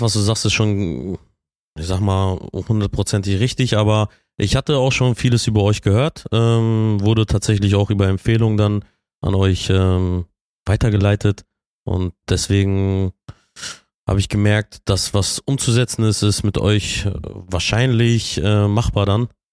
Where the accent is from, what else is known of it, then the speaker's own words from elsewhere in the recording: Bielefeld, North Rhine-Westphalia, Germany; Ich bin äh, gebürtiger Bielefelder.